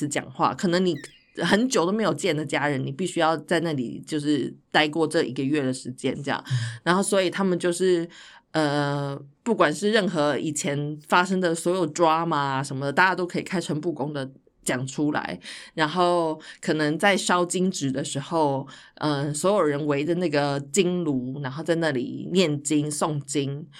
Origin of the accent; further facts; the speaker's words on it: Taiwan; now in Netherlands; 因为我那时候才刚刚从台湾来到荷兰，就才才来了大概三个月还四个月